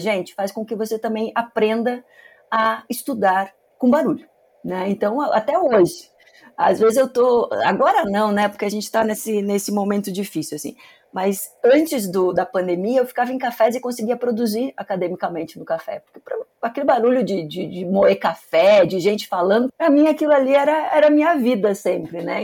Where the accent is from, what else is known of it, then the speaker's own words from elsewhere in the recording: Curitiba, Paraná, Brazil; Eu sou de Curitiba, né, nasci aqui